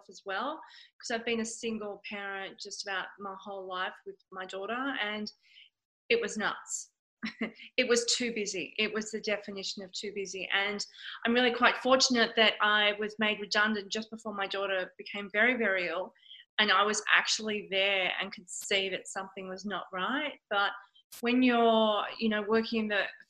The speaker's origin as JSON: {"language": "English", "town": "Sydney", "region": "New South Wales", "country": "Australia", "tie": "born or raised there", "also_born_or_lived": "London", "moved": "as an adult", "said": "I grew up in Sydney's eastern suburbs. I had an amazing childhood"}